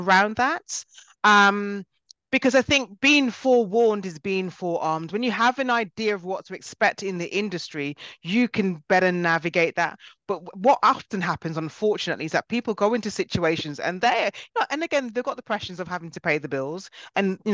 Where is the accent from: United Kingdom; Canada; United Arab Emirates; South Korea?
United Kingdom; I was actually born in Britain and my family are from Jamaica